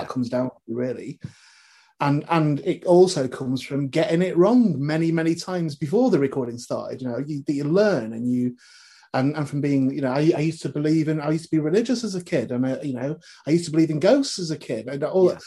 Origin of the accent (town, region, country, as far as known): North West England, United Kingdom; born or raised there